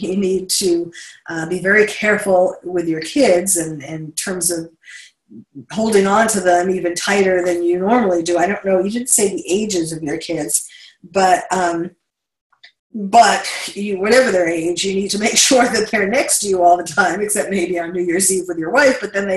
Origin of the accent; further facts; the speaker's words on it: New York City, New York, United States; moved away; I'm from New York City